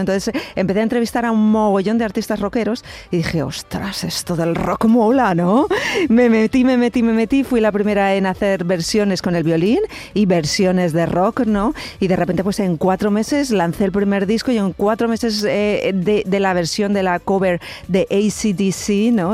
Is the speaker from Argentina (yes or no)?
no; Cuenca, Castilla-La Mancha, Spain; yo soy de Cuenca